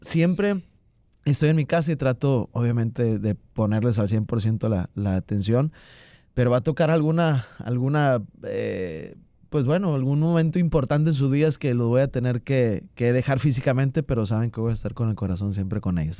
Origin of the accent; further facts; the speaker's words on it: Santiago, Nuevo León, Mexico; also born or lived in Monterrey, Nuevo León; Soy de Santiago, Nuevo León. Nací en Monterrey, Nuevo León y, vivo este, en Santiago, Nuevo León